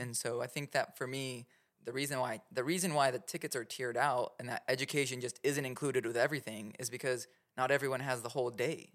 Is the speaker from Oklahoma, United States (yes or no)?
yes; Oklahoma, United States; I'm from Oklahoma